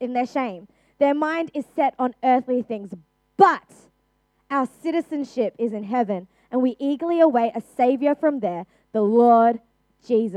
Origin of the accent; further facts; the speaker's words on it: Australia; I'm an Australian citizen, born and raised in Australia.